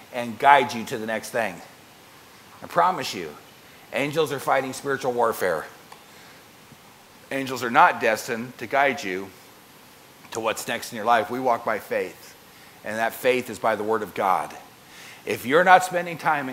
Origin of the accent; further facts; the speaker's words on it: United States; I'm an American